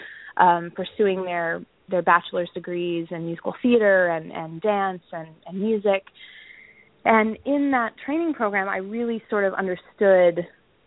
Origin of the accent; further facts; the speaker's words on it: Texas, United States; I grew up in Texas